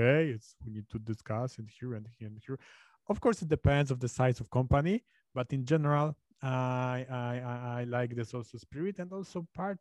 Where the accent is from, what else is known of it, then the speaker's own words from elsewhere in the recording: Poznań, Greater Poland, Poland; I'm from Poznań, so I'm really close to Germany.